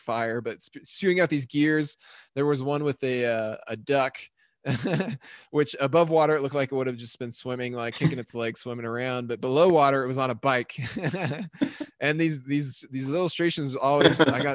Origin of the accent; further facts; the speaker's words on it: Logan, Utah, United States; Logan, Utah, my hometown